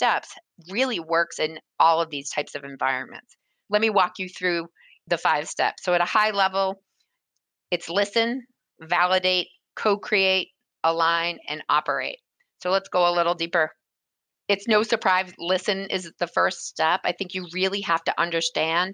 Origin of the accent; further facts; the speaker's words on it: New England, United States; I was born and raised in New England